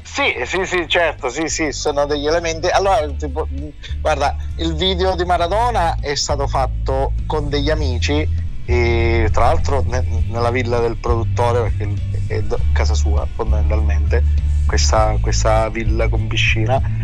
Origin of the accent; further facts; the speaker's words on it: Sicily, Italy; anche io sono siciliano